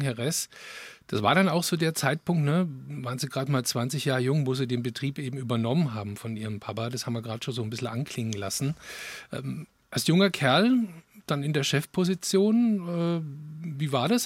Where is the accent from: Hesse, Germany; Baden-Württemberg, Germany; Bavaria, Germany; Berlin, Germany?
Baden-Württemberg, Germany; Tauber Valley; moved away; also born or lived in Franconia; ich bin ja im Taubertal in Baden-Württemberg groß geworden